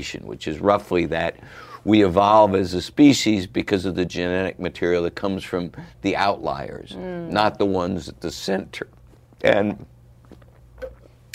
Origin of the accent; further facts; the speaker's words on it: outside Cincinnati, Ohio, United States; I grew up outside of Cincinnati